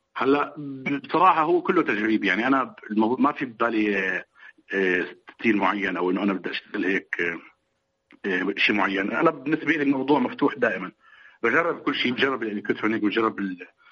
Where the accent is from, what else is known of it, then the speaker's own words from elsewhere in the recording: Damascus, Damascus Governorate, Syria; انا كفلسطيني مثلا كنت عايش بمخيم اليرموك